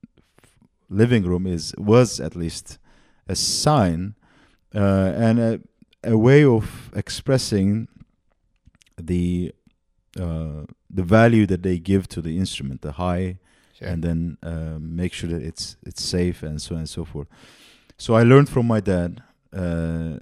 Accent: Antakya, Hatay, Turkey; I grew up in Antakya, in the south

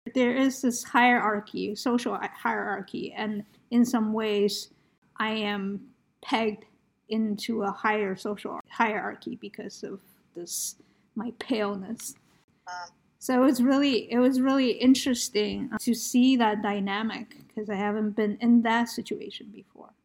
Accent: United States; I'm Asian American

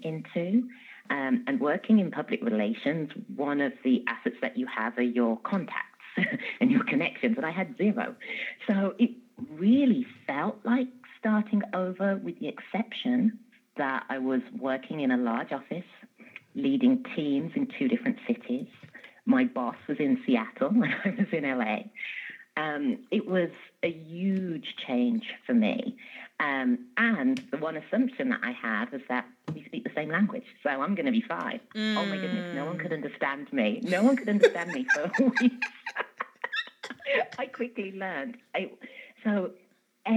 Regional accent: England, United Kingdom; moved away as an adult; also born or lived in London; now in Los Angeles, United States; I'm from England, but I started working in corporate America 13 years ago when I moved to Los Angeles.

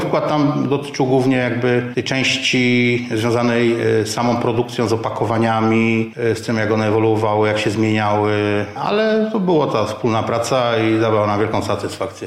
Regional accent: Żywiec, Silesian Voivodeship, Poland; pochodzę z Żywca

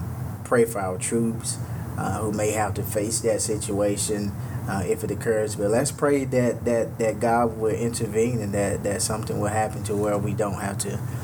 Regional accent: Mississippi, United States; moved away; a lot of family from my hometown and my home state in Mississippi

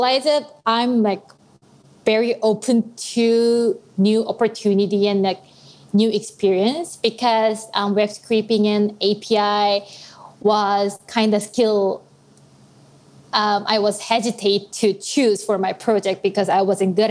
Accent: South Korea; moved away as an adult; now in Nashville, United States; I'm originally from South Korea

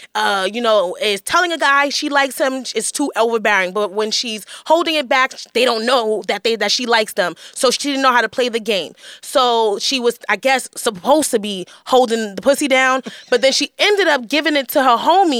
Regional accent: New York, United States; Well, I grew up in Hell's Kitchen, so I never seen it, so I'm amused.

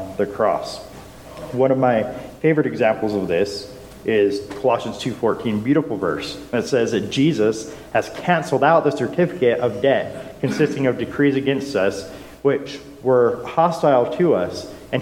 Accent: Utah, United States; growing up in Utah

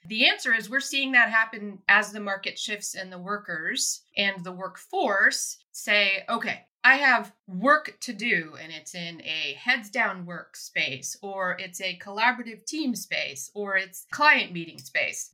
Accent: Soldotna, Alaska, United States; moved away; also born or lived in Anchorage, Alaska; Born in Anchorage and raised in Soldotna on the Kenai Peninsula

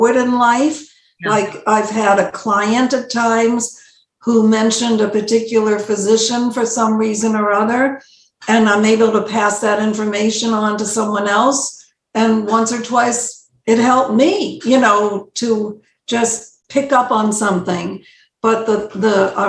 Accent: Bridgeport, Connecticut, United States; also born or lived in New Haven, Connecticut; I remember as a little girl, 5.5 years old, we're moving from New Haven to Bridgeport, from an apartment and to a bigger apartment.

